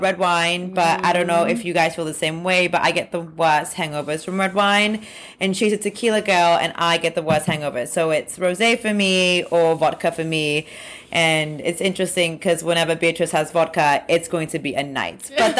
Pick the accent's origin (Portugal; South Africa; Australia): South Africa; also born or lived in London; now in New York City, United States; we are two international African girls. I'm from South Africa.